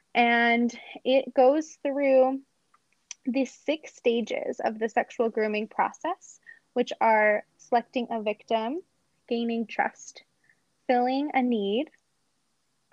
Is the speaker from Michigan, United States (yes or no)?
no; Robbinsville, New Jersey, United States; now in Salt Lake City, United States; I'm actually from New Jersey. So I grew up in a town called Robbinsville.